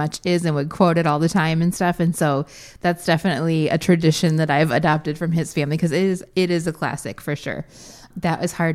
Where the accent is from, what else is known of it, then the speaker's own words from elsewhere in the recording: Midwest, United States; this Midwest childhood that looks so much like my own